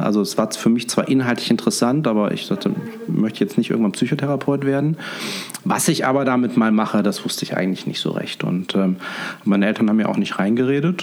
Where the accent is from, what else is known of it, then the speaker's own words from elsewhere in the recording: Fulda, Hesse, Germany; moved away as an adult; also born or lived in Münster / Cologne; now in Düsseldorf, Germany; Ich bin äh, Osthesse, ich bin in Fulda geboren und ähm, ja, bin dann über das äh, Studium ins Rheinland gekommen.